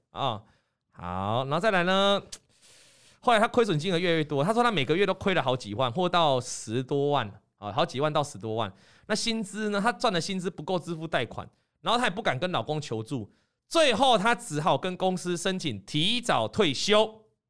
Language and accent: Chinese; Taiwan; 我们台湾人